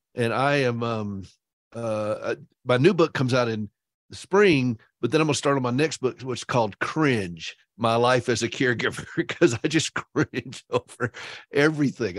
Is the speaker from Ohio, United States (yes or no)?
no; South Carolina, United States; I am from South Carolina, so I like to say low country